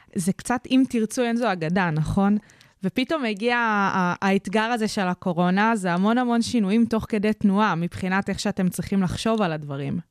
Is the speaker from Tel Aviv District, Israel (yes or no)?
no; Kfar Saba, Central District, Israel; אצלי בעיר, אני מכפר סבא